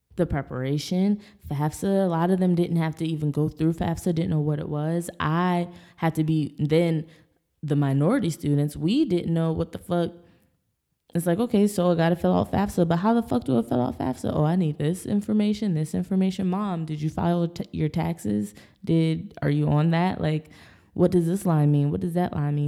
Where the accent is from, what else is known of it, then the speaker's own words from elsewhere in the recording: Bel Air, Maryland, United States; moved away; also born or lived in Texas; I grew up in Bel Air, Maryland